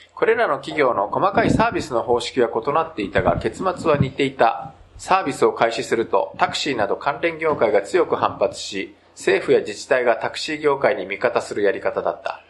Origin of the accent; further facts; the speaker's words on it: Japan; also born or lived in South Korea; 日本生まれ、韓国在住経験あり、仕事でたまに聞きしている日本人の